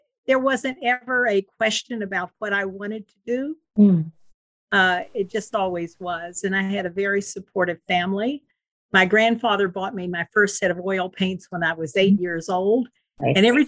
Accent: Huntington, West Virginia, United States; now in Victorville, United States; I grew up in Huntington, West Virginia

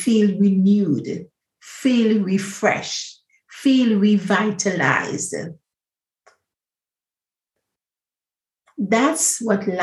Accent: Grenada; I'm the original Spice Girl from Grenada, because I grew up on the Spice Island.

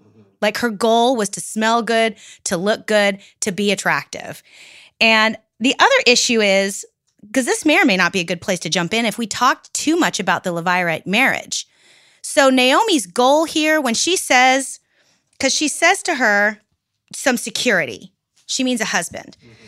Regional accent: Pacific Northwest, United States; I'm from the Pacific Northwest where we have cedar trees.

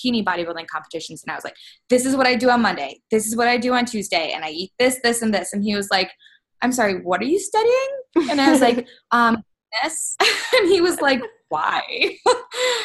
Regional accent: Cleveland, Ohio, United States; moved away as an adult; now in Columbus, United States; I am from Cleveland, Ohio originally, but I've been living in Columbus for 5 years

